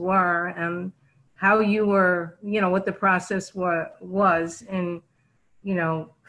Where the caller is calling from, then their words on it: Fort Lee, New Jersey, United States; Fort Lee, New Jersey.